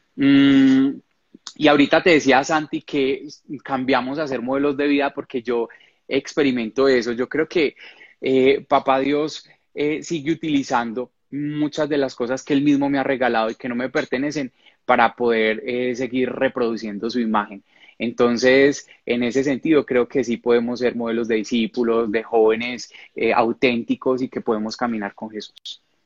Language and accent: Spanish; Medellín / Rionegro, Antioquia, Colombia; also born or lived in Cali; yo soy de Medellín, pero me fui a vivir a un pueblo, a Río Negro, muy cerca a La Ceja